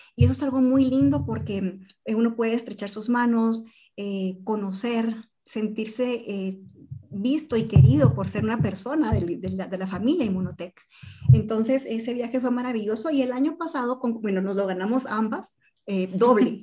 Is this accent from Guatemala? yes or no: yes; Guatemala; los guatemaltecos que llegamos